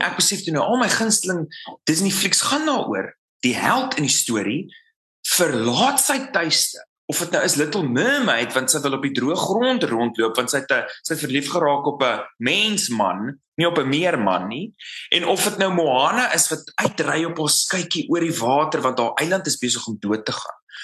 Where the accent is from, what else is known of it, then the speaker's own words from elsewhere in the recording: South Africa; moved away as an adult; Suid-Afrika is my tuiste.